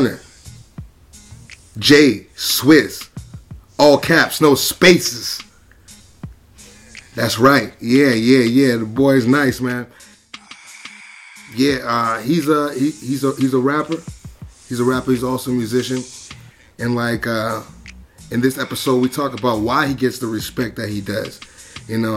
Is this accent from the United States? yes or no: yes; Boston, Massachusetts, United States; I'm from Boston